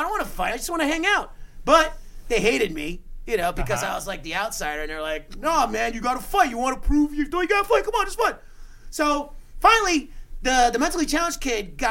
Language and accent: English; New York City, New York, United States; I grew up in Brooklyn